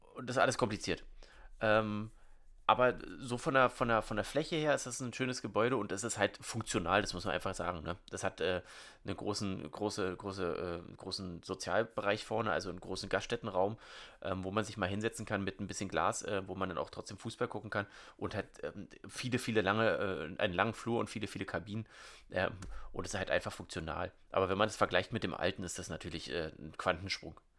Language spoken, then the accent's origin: German; Wilhelmshorst, Brandenburg, Germany; ich habe ja hier in Wilmshorst schon an drei verschiedenen Orten gewohnt